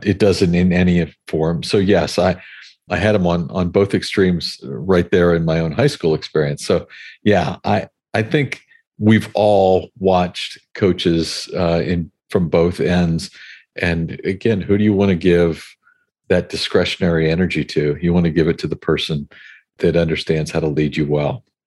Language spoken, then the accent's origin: English; Hawaii, United States; I grew up in Hawaii